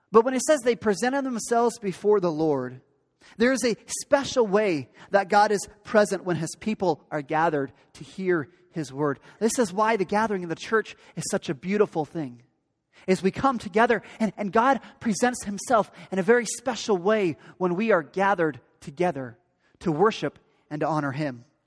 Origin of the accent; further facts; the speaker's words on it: Pacific Northwest, United States; I grew up in the Great Pacific Northwest.